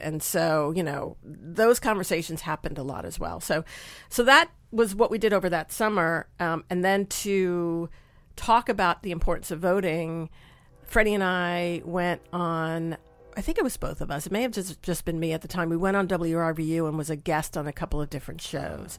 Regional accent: Long Island, New York, United States; moved away as an adult; now in Nashville, United States; I grew up on Long Island, like in a small town on Long Island

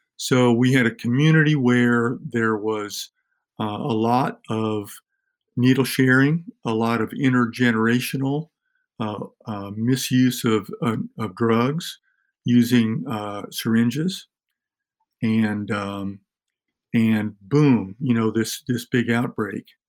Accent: Tennessee, United States; Tennessee, my home state, and in our in our local county

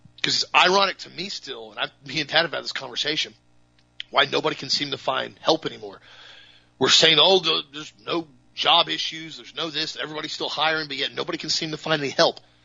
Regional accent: United States; as a patriot, as an American, as a Christian, as a family man

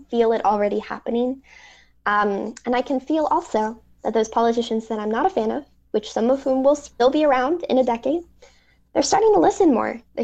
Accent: Gwinnett County, Georgia, United States; the district I grew up in Gwinnett County, Georgia

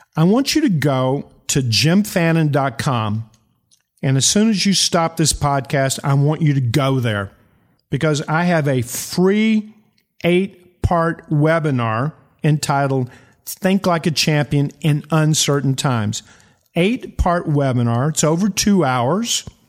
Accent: eastern Kentucky, United States; I'm from eastern Kentucky

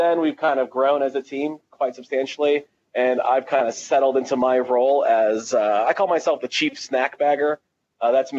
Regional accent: Tunisia; moved away; I'm from Tunisia originally

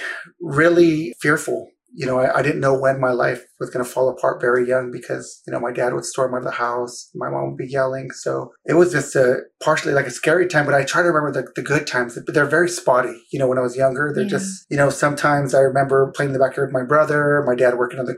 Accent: San Jose, California, United States; I'm from the heart of Silicon Valley, San Jose, right? Eastside San Jose, it's different

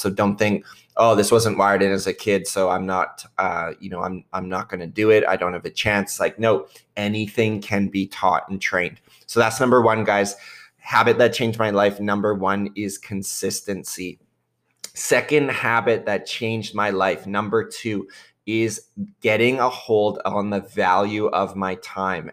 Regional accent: Southern Ontario, Canada; I grew up in Southern Ontario

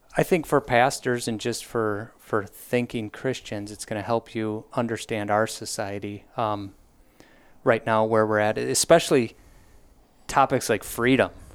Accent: Wisconsin, United States; born and raised in Wisconsin, went through the whole Wells, Wisconsin Synod system.

